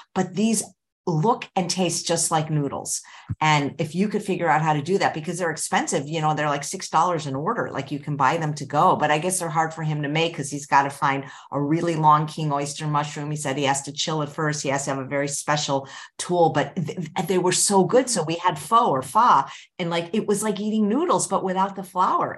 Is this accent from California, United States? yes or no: yes; California, United States; growing up in California